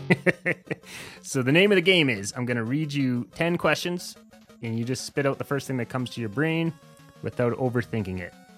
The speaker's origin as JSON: {"language": "English", "region": "eastern Saskatchewan", "country": "Canada", "tie": "born or raised there", "moved": "yes", "lives_now": "Alberta, Canada", "said": "I grew up in eastern Saskatchewan and I lived in town."}